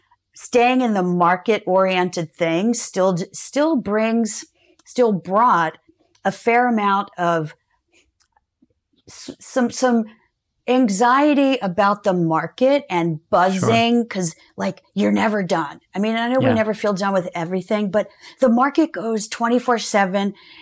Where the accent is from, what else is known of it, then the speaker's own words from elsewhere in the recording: Georgia, United States; also born or lived in Florida; I grew up in Georgia and Florida.